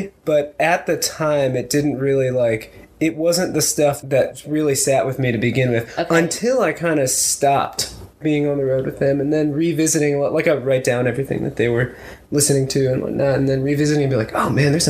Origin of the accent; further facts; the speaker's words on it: Miami, Florida, United States; growing up in Miami, it was kind of like a country music desert